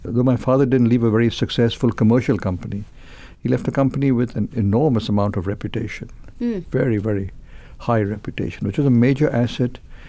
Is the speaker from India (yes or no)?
yes; Mumbai, Maharashtra, India; In Mumbai, which is the erstwhile Bombay, the same city.